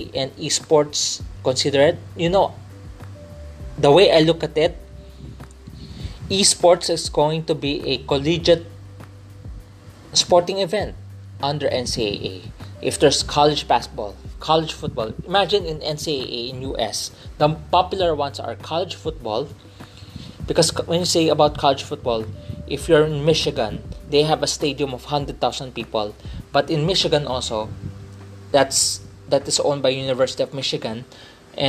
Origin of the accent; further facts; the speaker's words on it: Philippines; I'm a Filipino. Let me clarify, I'm from the Philippines, I'm a Filipino